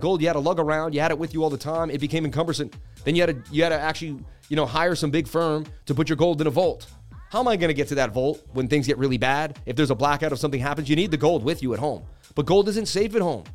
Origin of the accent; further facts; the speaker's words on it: Boston, Massachusetts, United States; I grew up in Boston, Mass.